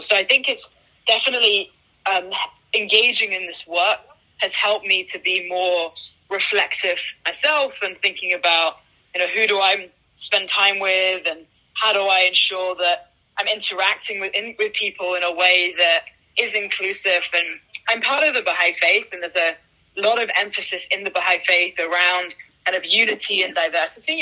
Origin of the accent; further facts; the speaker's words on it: London, United Kingdom; moved away as an adult; now in Bay Area, United States; I grew up in London. I moved to the Bay Area about 13 years ago to um, do my undergrad at, at, Stanford